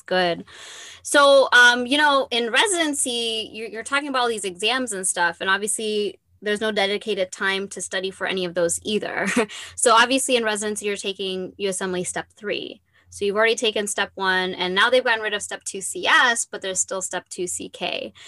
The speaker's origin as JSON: {"language": "English", "region": "Michigan", "country": "United States", "also_born_or_lived": "Detroit", "moved": "yes", "said": "I'm from Michigan"}